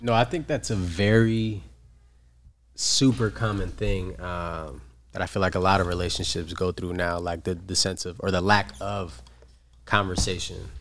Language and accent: English; New York, United States; now in San Diego, United States; I'm from New York, but I currently do live here in San Diego.